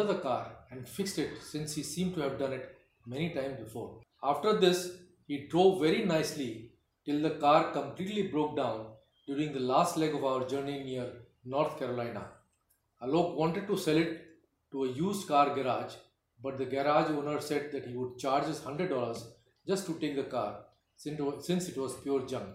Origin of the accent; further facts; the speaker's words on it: India; moved away as an adult; we are from India